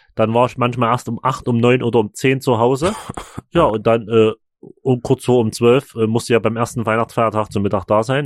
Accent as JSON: {"language": "German", "town": "Chemnitz", "region": "Saxony", "country": "Germany", "said": "bei uns in Chemnitz"}